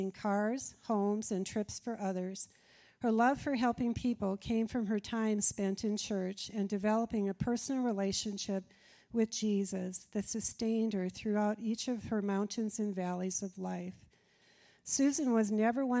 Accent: Minnesota, United States; accent: Minnesota; moved away as an adult; now in Texas, United States; my Minnesota accent

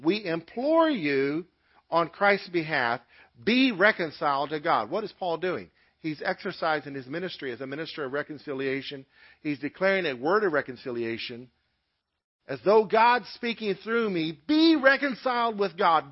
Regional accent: United States; U.S. citizens

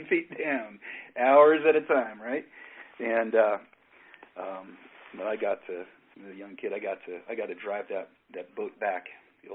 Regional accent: Northern California, United States; moved away; originally I'm from Northern California. I was born up in Northern California, and I spent much of my growing up off on the coast

